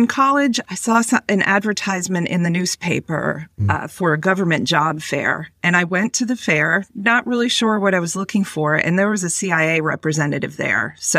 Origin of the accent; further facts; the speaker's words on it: Boston, Massachusetts, United States; also born or lived in Washington, D.C.; I was born and raised in the Boston area in a coastal community where I lived most of my life until I moved down to Washington, D.C. to work for the Central Intelligence Agency.